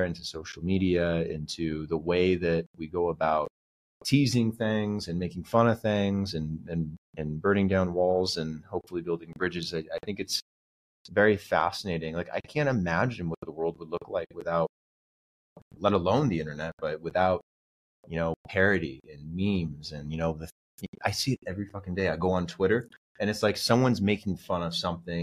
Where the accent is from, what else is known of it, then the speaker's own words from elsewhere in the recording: United States; now in Colombia; as an American. Obviously, I live here in Colombia now.